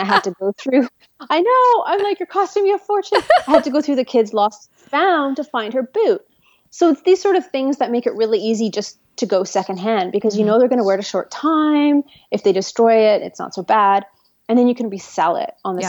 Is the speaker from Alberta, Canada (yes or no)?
no; Toronto, Ontario, Canada; moved away as an adult; also born or lived in Ottawa / Vancouver / rural British Columbia; now in Toronto, Canada; I was born in Toronto, lived in Toronto, raised in Toronto